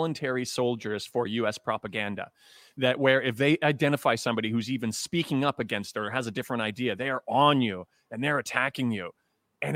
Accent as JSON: {"language": "English", "town": "Toronto", "region": "Ontario", "country": "Canada", "said": "I'm from Toronto"}